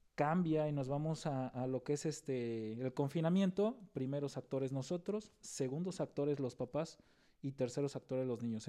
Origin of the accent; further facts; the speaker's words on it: Nayarit, Mexico; nosotros somos de Nayarit